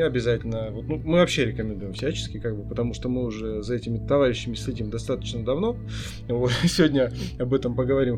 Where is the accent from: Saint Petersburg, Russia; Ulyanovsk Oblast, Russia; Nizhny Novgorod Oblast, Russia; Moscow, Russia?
Nizhny Novgorod Oblast, Russia; а я из Нижегородской области